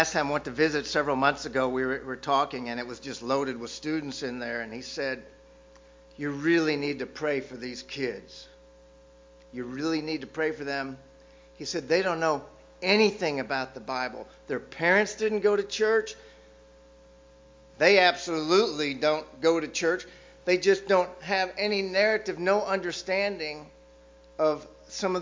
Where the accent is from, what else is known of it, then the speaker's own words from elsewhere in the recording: Austin, Texas, United States; I grew up in South Austin.